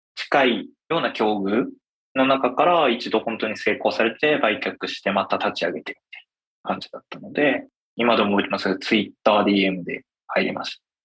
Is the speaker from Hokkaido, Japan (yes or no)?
yes; Hokkaido, Japan; moved away as an adult; now in Tokyo, Japan; 僕は北海道出身で、20歳の時に大学を中退して、こちらに出てきました。